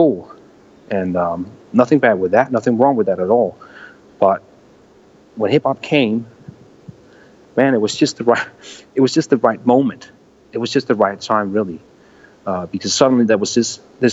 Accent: Næstved, Zealand, Denmark; I was actually born here, and I was I'm still based here, and I still choose to live in my hometown, 1 hour away from the capital.

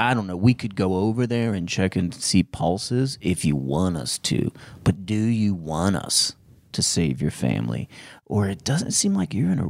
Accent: Frankfort, Kentucky, United States; Well, first of all, I grew up outside of Frankfurt in Kentucky, not Germany.

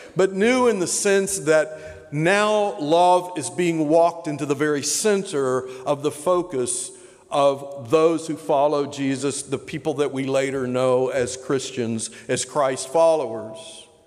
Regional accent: Tyler, Texas, United States; moved away as an adult; also born or lived in Oklahoma / Clemson, South Carolina / Tampa, Florida / Loudoun County, Virginia; now in Richmond, United States; I was raised in Texas, school in Oklahoma and Texas, moved East Coast in 1985.

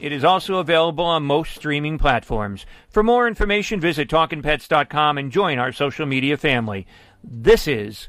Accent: Greece; And I was like a kid in a candy store because I was from Greece. I was in love with ….

